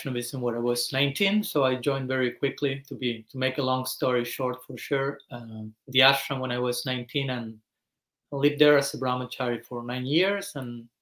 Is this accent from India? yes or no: no; Argentina; moved away; I was born in Argentina some 40 years back